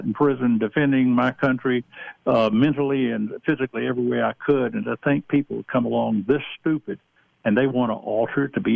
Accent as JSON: {"language": "English", "region": "Georgia", "country": "United States", "moved": "yes", "said": "I come from the Deep South. I'm originally from Georgia."}